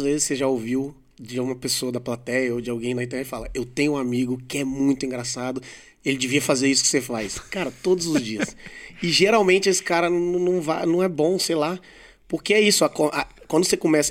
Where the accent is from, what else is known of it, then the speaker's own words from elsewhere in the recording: Vitória, Espírito Santo, Brazil; now in São Paulo, Brazil; Eu sou de Vitória